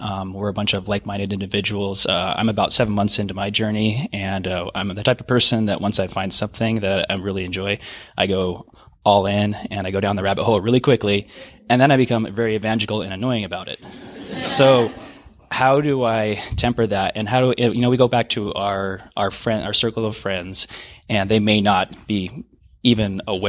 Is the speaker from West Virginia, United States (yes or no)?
no; Everett, Washington, United States; I'm from Everett, Washington.